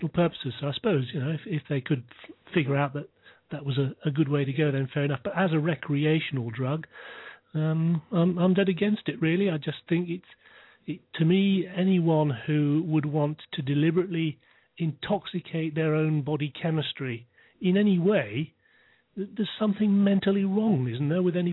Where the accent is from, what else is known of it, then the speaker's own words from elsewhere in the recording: United Kingdom; I'm from the UK, of course, as you can probably tell by my accent